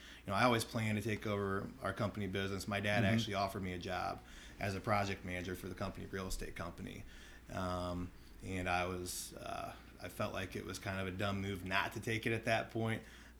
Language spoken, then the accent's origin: English; Mansfield, Ohio, United States; Mansfield, Ohio, which is just about an hour north of Columbus.